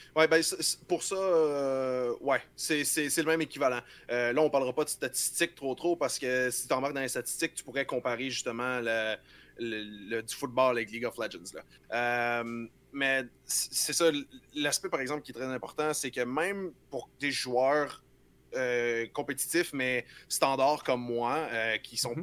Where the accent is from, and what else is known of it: Quebec, Canada